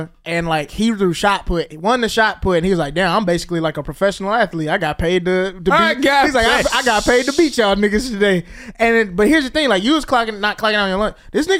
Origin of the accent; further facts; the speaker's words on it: Mississippi, United States; I started working at a gym in my hometown. The gym that does not exist anymore, but it was a chain. There was a chain of gyms in Mississippi in my area called the Courthouse.